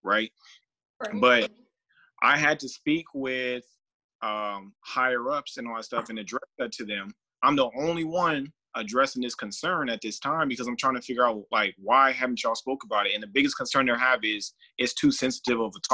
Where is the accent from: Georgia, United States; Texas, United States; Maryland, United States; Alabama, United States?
Georgia, United States; now in Las Vegas, United States; I do live in Vegas, but I'm from Georgia. And it's one of those things, like, being in the South and growing up